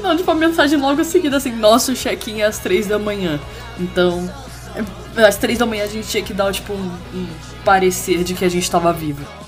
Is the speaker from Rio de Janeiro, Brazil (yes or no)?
yes; Rio de Janeiro, Brazil; eu sou carioca